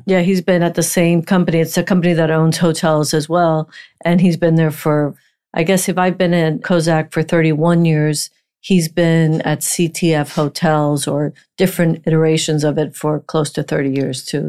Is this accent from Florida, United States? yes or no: yes; Miami, Florida, United States; also born or lived in Puerto Rico; I was in Miami since 1972